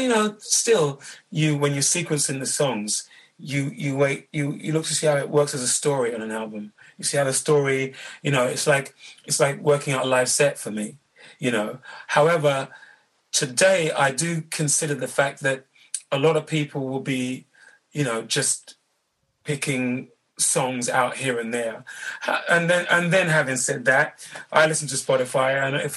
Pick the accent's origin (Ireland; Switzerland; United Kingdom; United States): United Kingdom; London; Born and raised in London